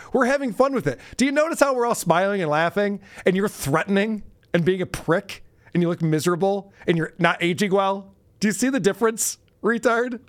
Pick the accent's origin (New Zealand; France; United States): United States; New York; I also am a New Yorker. I also live in New York